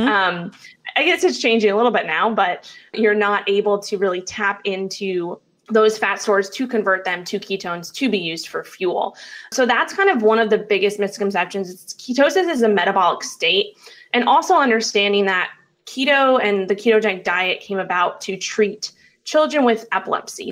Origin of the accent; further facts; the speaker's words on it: New York City, New York, United States; So I grew up in Manhattan, New York. That's where I'm originally from